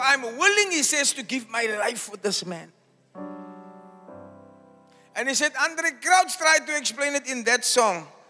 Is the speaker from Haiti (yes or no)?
no; South Africa; I was born in Eitzig, also known as Smokkelsig.